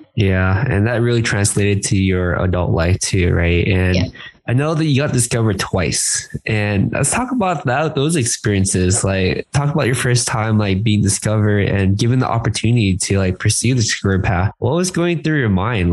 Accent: San Gabriel Valley, California, United States; I grew up in the San Gabriel Valley

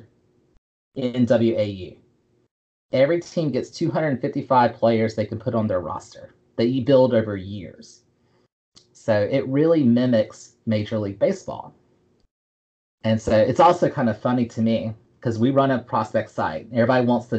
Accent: the South, United States; I'm from the South

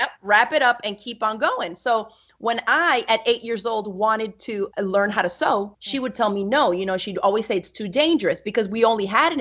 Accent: Miami, Florida, United States; also born or lived in New York; I grew up in Miami, Florida with my mom and three other sisters.

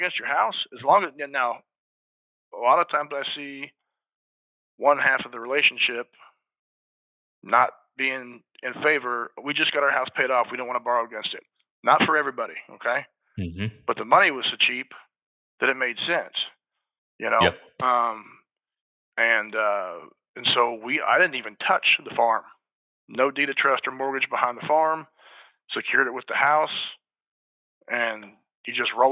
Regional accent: Salina, Kansas, United States; I was born in Salina, Kansas

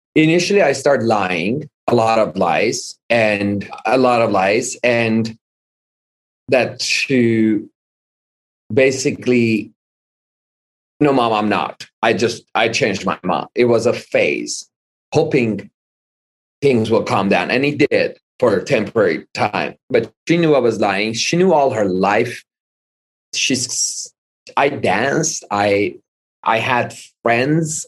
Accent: Iran; moved away as an adult; also born or lived in Hollywood, Los Angeles, United States; now in United States; lived in Iran most of my life. I was 20 years old when we moved. I moved by myself to back to the US. However, I was born in Hollywood Hospital at age of 30 days old. My mom decided to move back to Iran

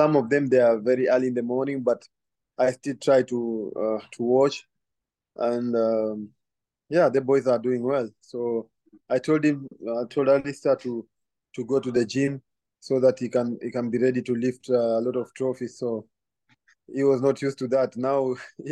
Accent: Kenya; moved away; growing up in Kenya, I used to support Celtic

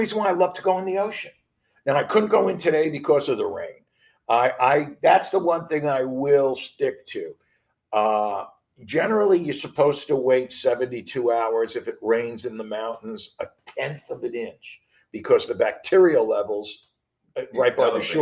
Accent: New York, United States; growing up in New York and playing New York high school baseball

